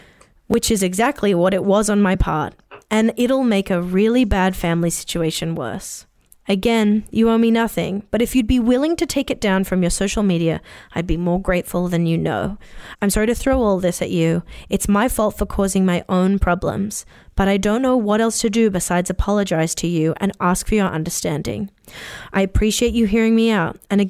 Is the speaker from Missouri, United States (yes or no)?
no; New York, United States; In my own bio, I'm a New Yorker by birth and personality.